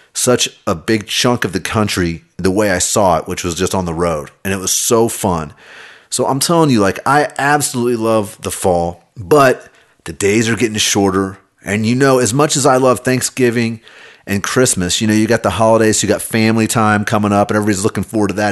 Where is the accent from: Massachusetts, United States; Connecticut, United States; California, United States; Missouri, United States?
Missouri, United States; Kansas City; I grew up in Kansas City.